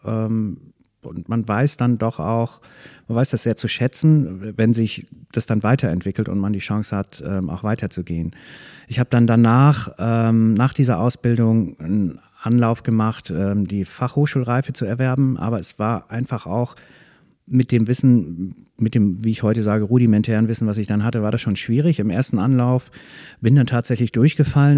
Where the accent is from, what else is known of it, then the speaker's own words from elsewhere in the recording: Soltau, Lower Saxony, Germany; moved away as an adult; now in Schwarzenbek, Germany; Ich bin in der Lüneburger Heide in Soltau geboren und bin da auch ziemlich lange geblieben, bis Mitte 20